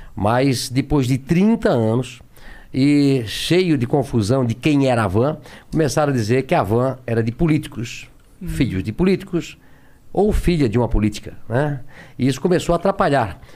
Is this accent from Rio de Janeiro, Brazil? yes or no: no; Brusque, Santa Catarina, Brazil; born or raised there